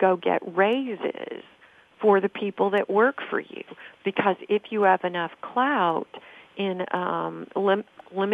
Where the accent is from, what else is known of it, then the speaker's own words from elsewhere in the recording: Nashville, Tennessee, United States; I'm from Nashville